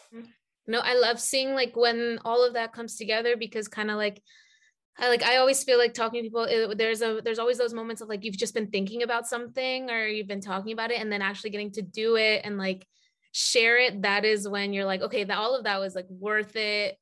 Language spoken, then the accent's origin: English; Atlanta, Georgia, United States; I grew up in Atlanta